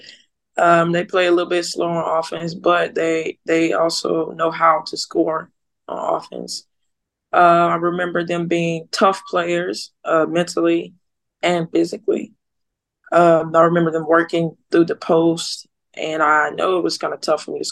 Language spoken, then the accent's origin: English; Earle, Arkansas, United States; I'm from Earl, Arkansas. It's a place of like 2,000 people. So everybody know each other